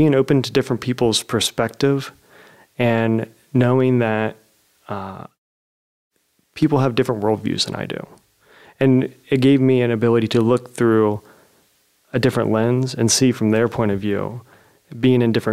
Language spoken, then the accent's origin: English; Zanesville, Ohio, United States; a local coffee shop in my hometown, Zanesville